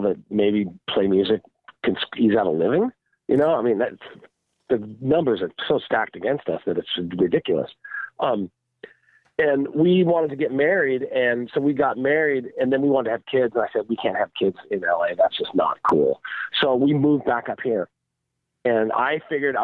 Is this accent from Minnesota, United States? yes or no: no; Seattle, Washington, United States; I'm from Seattle